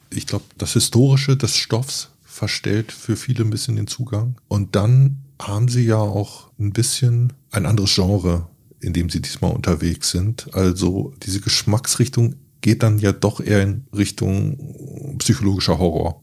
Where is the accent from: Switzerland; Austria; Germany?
Germany; Northern Germany; ich bin in Norddeutschland groß geworden